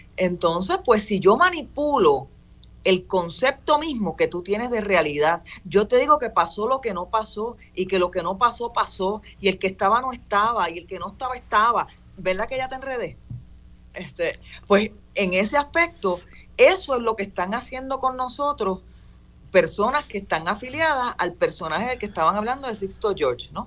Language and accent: Spanish; Puerto Rico; yo soy puertorriqueño